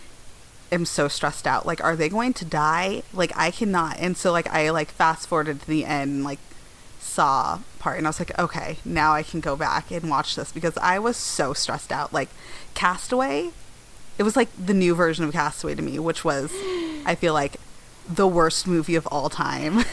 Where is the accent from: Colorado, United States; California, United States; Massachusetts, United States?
Colorado, United States; Denver; also born or lived in East Coast; I grew up in Denver